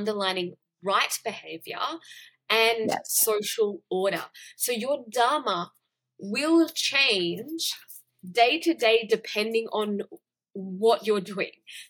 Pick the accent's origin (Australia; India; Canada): Australia; I grew up in Australia. I grew up in a Western culture.